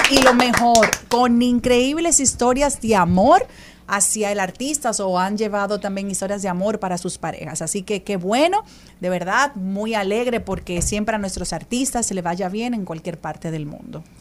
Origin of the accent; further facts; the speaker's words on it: Dominican Republic; Cuando yo fui a representar a República Dominicana en Alemania, yo tenía 20 ah. años